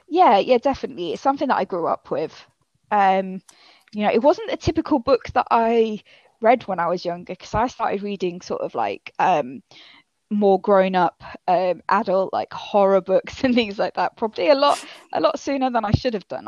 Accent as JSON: {"language": "English", "region": "Yorkshire and the Humber", "country": "United Kingdom", "accent": "northern", "moved": "yes", "lives_now": "Cambridgeshire, United Kingdom", "said": "I am originally from Yorkshire. Um, but now I'm living down in Cambridgeshire."}